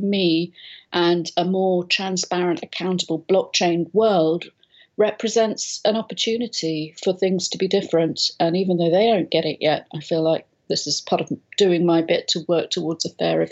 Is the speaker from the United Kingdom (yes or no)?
yes; London, United Kingdom; moved away as an adult; now in Spain; I'm from London originally, but moved out here a lot of years ago now with a young family